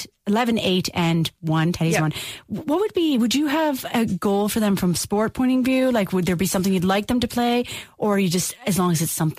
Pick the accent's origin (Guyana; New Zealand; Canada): Canada; now in Ireland; Like, I'm such a Canadian